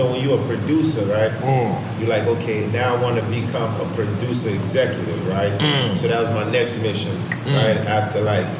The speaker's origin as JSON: {"language": "English", "country": "Haiti", "said": "I'm from Haiti"}